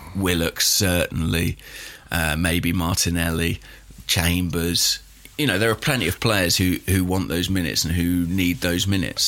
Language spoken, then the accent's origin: English; England, United Kingdom; I'm English